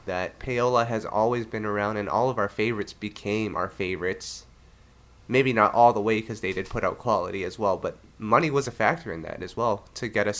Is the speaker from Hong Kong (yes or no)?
no; Canada; moved away; it happened in my home country